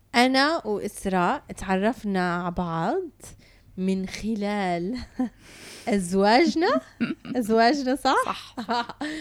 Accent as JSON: {"language": "Arabic", "country": "Canada", "tie": "born or raised there", "moved": "yes", "lives_now": "United Arab Emirates", "said": "تربيت بكندا ولما رجعت على الإمارات"}